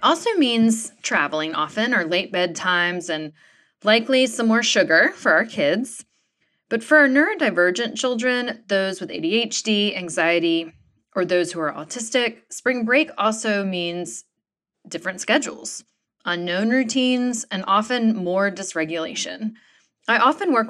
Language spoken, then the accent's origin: English; North Carolina, United States; I grew up in North Carolina